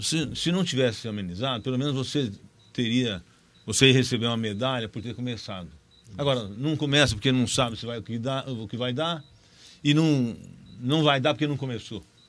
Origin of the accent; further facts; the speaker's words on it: Terra Roxa, São Paulo, Brazil; eu sou de Terra Roxa. Nasci em Terra Roxa